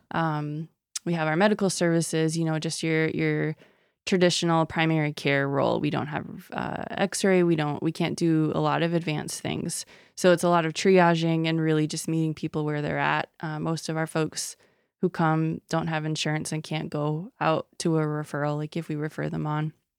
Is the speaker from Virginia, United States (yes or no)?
no; Sisseton, South Dakota, United States; I'm originally from Sisseton, South Dakota